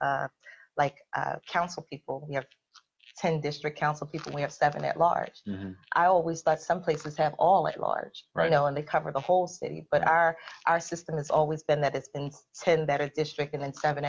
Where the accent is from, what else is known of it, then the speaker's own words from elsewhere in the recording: Philadelphia, Pennsylvania, United States; I'm a Philadelphian